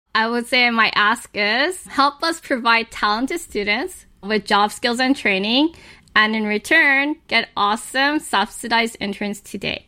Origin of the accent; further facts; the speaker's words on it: Los Angeles, California, United States; I was actually born and raised in Hollywood.